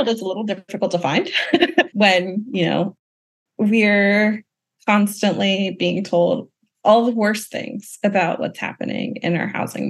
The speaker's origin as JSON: {"language": "English", "region": "the South", "country": "United States", "tie": "born or raised there", "said": "And then especially as a Southerner born and raised, I'm particularly inspired by Southern organizers."}